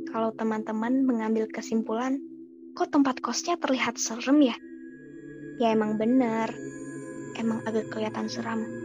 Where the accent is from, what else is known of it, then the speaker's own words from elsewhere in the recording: Banjarmasin, South Kalimantan, Indonesia; now in Bandung, Indonesia; Mahasiswa angkatan 2017 salah satu universitas yang ada di Bandung. Asalku dari Banjarmasin.